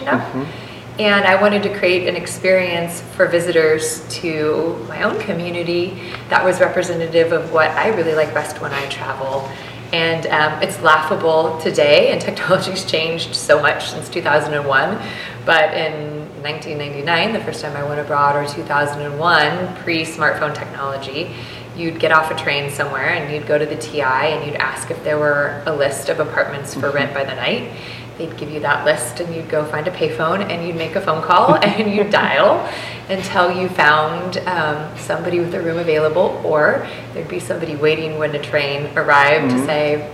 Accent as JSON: {"language": "English", "town": "McMinnville", "region": "Oregon", "country": "United States", "tie": "born or raised there", "said": "if you were born and raised here, which I was"}